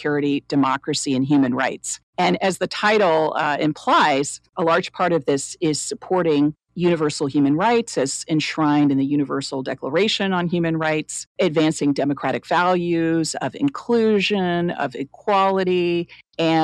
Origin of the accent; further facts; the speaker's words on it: Chapel Hill, North Carolina, United States; I was the first member of my entire family born in the United States in the great state of North Carolina, where we were one of a handful in the university town of Chapel Hill